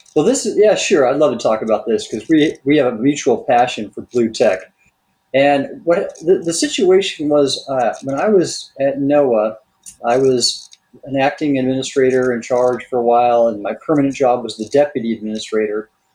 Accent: Southern California, United States; I grew up in Southern California

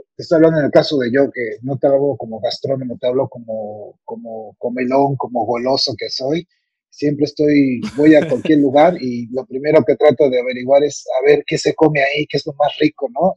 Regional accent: Mexico; soy un cocinero mexicano apasionado

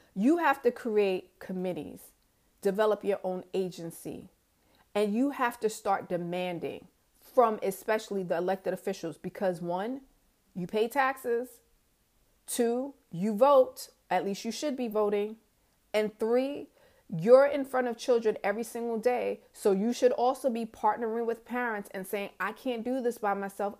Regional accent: New York, United States; moved away as an adult; also born or lived in Georgia; from New York.

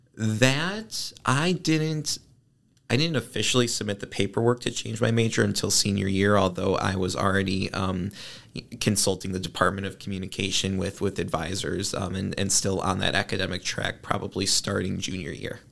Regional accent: Northbrook, Illinois, United States; I am from Northbrook, which is a northern suburb of Chicago

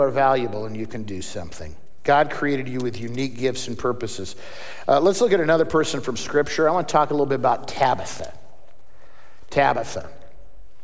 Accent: Seattle, Washington, United States; I grew up in Seattle

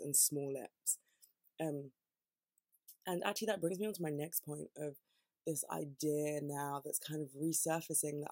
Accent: United Kingdom; being here and being born here and being British

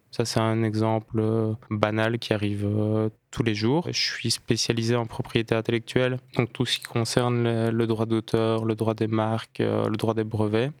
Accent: Liège, Wallonia, Belgium; Je suis liégeois

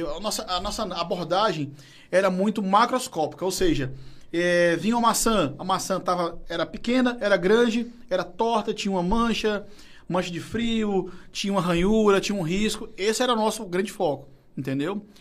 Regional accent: Fortaleza, Ceará, Brazil; eu sou da Messejana

